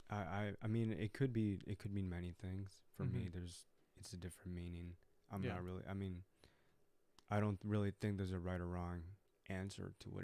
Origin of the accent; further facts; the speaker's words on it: United States; I'm American. I was born in America.